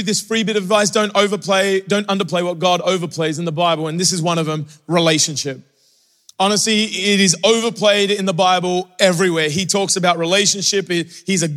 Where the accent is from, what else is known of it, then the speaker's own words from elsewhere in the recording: Australia; moved away; growing up in Australia